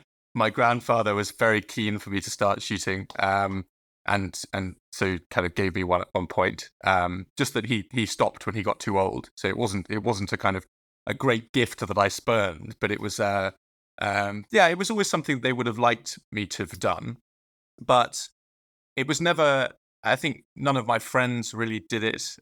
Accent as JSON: {"language": "English", "area": "Dorset", "region": "South West England", "country": "United Kingdom", "tie": "born or raised there", "said": "I grew up in Dorset, uh, which is a rural part of Southwest England."}